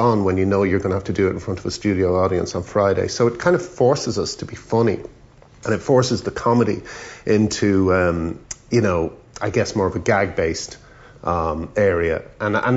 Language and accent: English; Ireland; moved away as an adult; also born or lived in England; growing up in Ireland